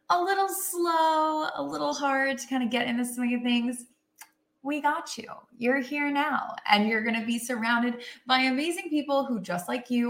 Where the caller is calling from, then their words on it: Austin, Texas, United States; I'm coming in from Austin, Texas